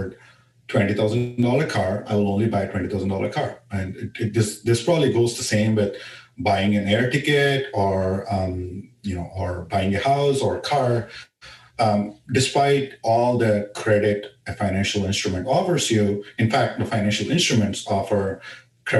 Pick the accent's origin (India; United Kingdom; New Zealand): India; moved away; when I was growing up in India